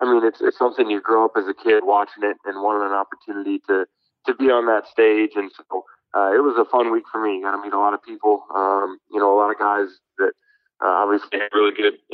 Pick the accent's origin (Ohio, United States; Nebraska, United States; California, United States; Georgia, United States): Nebraska, United States; Omaha; moved away as an adult; also born or lived in Fargo, North Dakota; growing up in Omaha